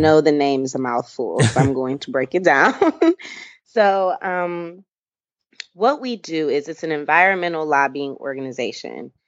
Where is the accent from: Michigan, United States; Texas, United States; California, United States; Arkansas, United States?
Michigan, United States; I am from Michigan. Um, I was raised by two awesome, loving parents